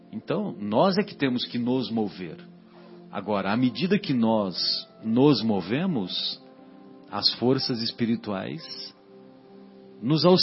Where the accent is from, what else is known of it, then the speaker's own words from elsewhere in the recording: São José do Rio Pardo, São Paulo, Brazil; Lá na minha cidade, em São José do Rio Pardo, que amanhã eu irei para lá